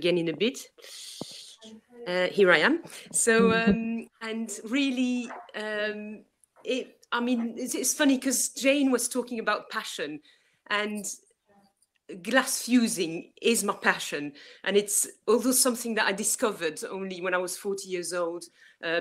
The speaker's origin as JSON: {"language": "English", "town": "Brussels", "region": "Brussels-Capital Region", "country": "Belgium", "also_born_or_lived": "Worcestershire", "second_language": "English", "moved": "yes", "lives_now": "England", "said": "I'm from Brussels myself"}